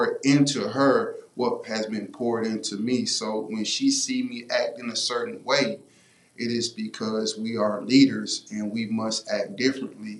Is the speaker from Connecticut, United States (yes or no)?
no; Houston, Texas, United States; moved away; also born or lived in McCook, Nebraska; I was coming from College Park in the south side of Houston